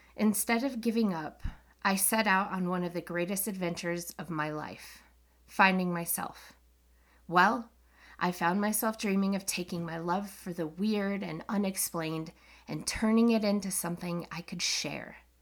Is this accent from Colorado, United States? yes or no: yes; Colorado, United States; I'm from Colorado, a state full of paranormal and U F O stories.